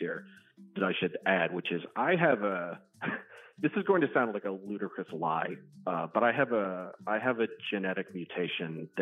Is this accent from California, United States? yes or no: no; Baltimore County, Maryland, United States; I grew up in Baltimore County